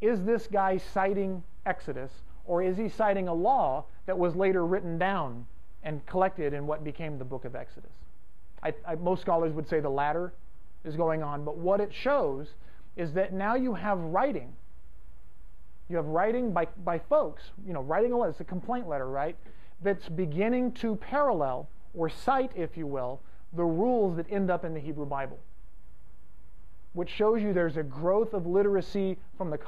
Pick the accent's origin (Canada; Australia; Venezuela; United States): United States; Fresno, California; I'm from Fresno, which is kind of like Texas West